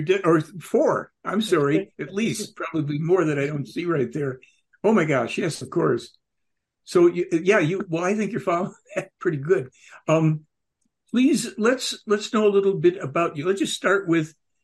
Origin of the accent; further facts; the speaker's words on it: Chicago, Illinois, United States; moved away; I grew up in Chicago